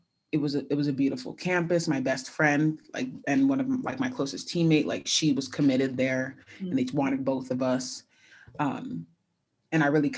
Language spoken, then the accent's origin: English; California, United States; I had gone in an unofficial to USC because I'm from California.